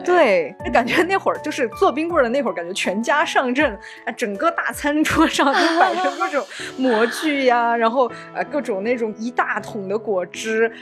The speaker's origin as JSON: {"language": "Chinese", "area": "along the Qu River", "region": "Sichuan", "country": "China", "tie": "born or raised there", "said": "我的老家在长江的支流的沿线，叫曲江"}